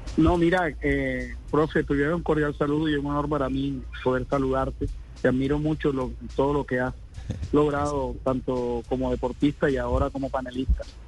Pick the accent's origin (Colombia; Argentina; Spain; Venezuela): Colombia; Barranquilla, Atlántico; yo también soy barranquillero, nosotros nos criamos